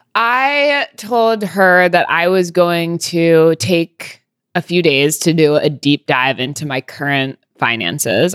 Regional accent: California, United States; now in New York, United States; I grew up in California

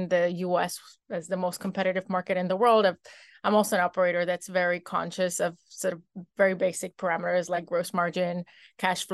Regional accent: Czechia; moved away as an adult; now in United States; born and raised in the Czech Republic, living the American dream

